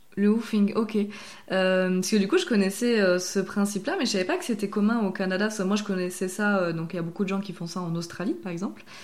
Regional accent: the Alps, France; nous, on vient des Alpes. nous, on a grandi euh, un peu aussi dans une zone euh, très fromagère.

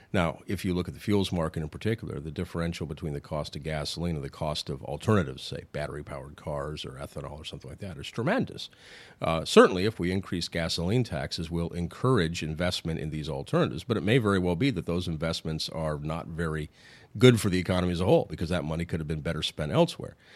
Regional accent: Sioux City, Iowa, United States; I'm from Sioux City, Iowa

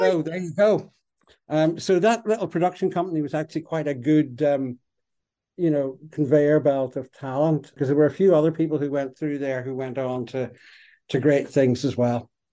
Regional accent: Derry, Northern Ireland, United Kingdom; also born or lived in Belfast; I grew up in Derry

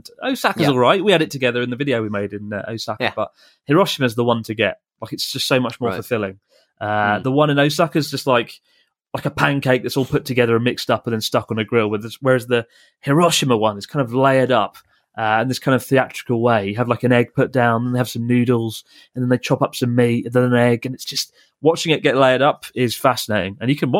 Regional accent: Moscow, Russia; Hi, Chris and Pete. … I'm from Moscow.

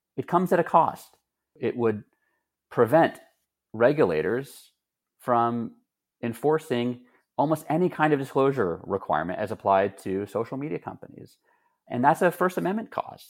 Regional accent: Texas, United States; moved away; I grew up in Texas and my family still lives there.

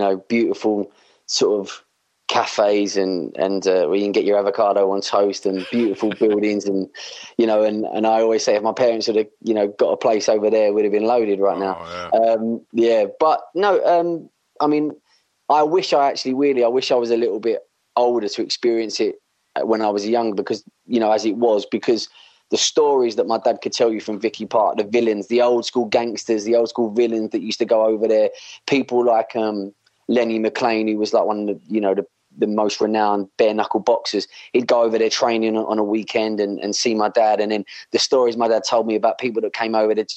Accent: Romford, London, United Kingdom; I spent my time growing up between Romford, Essex, and then in East London

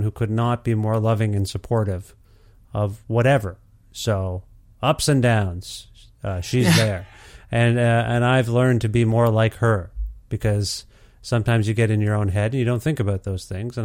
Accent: Ontario, Canada; I told you I'm from Alberta, Edmonton, but I'm from Ontario

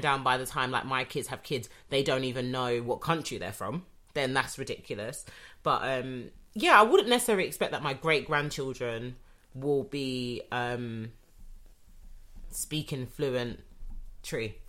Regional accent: United Kingdom; I'm British I was born yeah. here

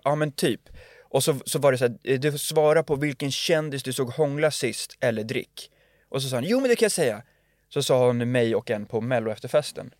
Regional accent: Lidingö, Stockholm County, Sweden; vi var från Lidingö

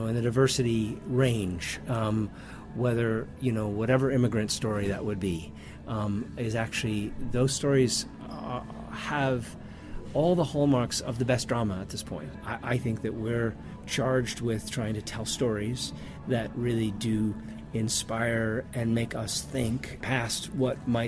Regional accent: New York, United States; I'm from New York

